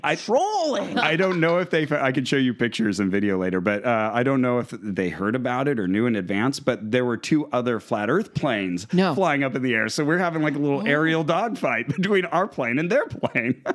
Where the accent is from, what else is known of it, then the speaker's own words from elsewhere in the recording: Santa Cruz, California, United States; we grew up in the Santa Cruz area and uh, my wife from Watsonville, uh, myself from Santa Cruz